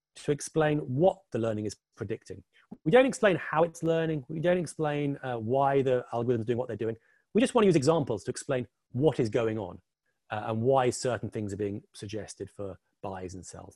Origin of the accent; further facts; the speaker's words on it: England, United Kingdom; also born or lived in New York area; now in New York, United States; the funny accent, I'm currently sitting in the New York area, but obviously the funny accent and the picture behind me, I'm English, like Mr. Box